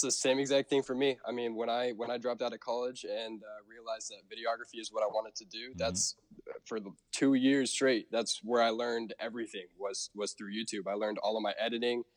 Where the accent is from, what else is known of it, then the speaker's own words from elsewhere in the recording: Portland, Oregon, United States; also born or lived in Hawaii; growing up in Portland, we are one of the very few states where uh, we actually don't pump our own gas